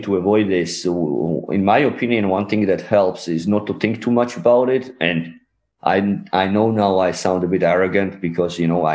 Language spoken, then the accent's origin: English; Georgia; moved away as an adult; also born or lived in Germany; you miss your country where you lived like 20 years